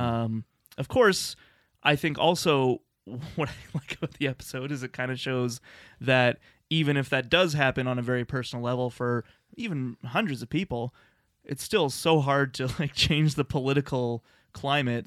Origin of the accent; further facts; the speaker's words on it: Lethbridge, Alberta, Canada; moved away as an adult; now in Calgary, Canada; growing up in Lethbridge, Alberta